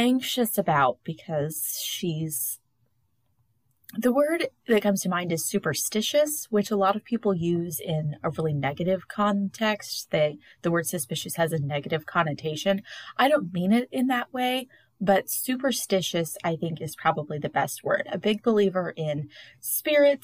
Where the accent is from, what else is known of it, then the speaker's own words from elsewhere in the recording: the Bible Belt, the South, United States; the hundreds of churches in my hometown, because I do live in the middle of the Bible Belt